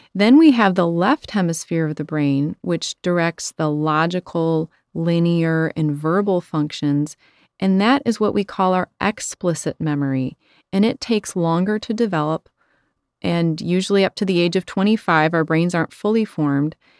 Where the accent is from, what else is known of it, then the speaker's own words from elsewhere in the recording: Chicago, Illinois, United States; I'm from Chicago